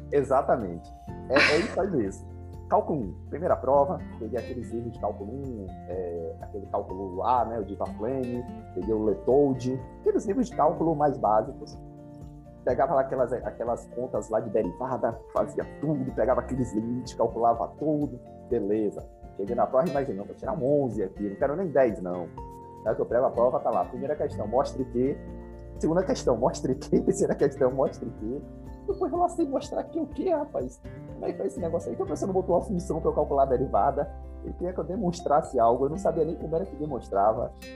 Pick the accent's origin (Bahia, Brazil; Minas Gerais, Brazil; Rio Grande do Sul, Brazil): Bahia, Brazil; Salvador; eu nasci em Salvador, eu sou o filho mais novo